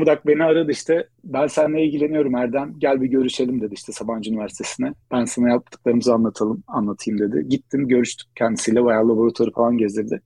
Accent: Istanbul, Turkey; moved away as an adult; also born or lived in Ankara, Turkey; Aslında İstanbulluyum.

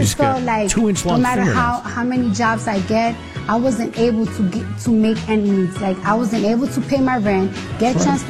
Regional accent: New York, United States; me as a New Yorker

